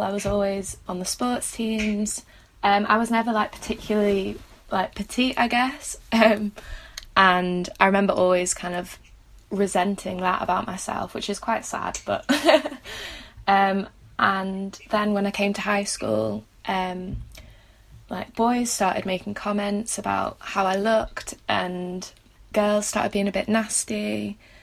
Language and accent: English; Manchester, North West England, United Kingdom; moved away as an adult; now in St Andrews, United Kingdom; I'm from Manchester